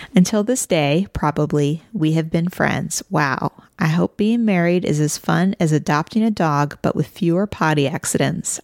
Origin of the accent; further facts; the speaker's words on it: Midwest, United States; I am from the Midwest.